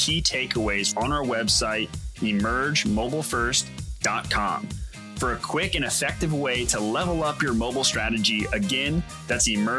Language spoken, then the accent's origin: English; Willamette Valley, Oregon, United States; I'm born and raised in the Willamette Valley here in Oregon. So I grew up around wine and the Pinots.